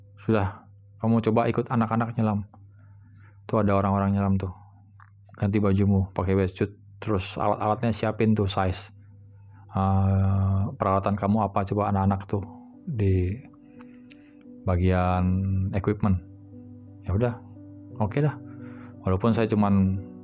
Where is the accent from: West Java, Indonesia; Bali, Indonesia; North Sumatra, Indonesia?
Bali, Indonesia; saya sempat dibesarkan di Bali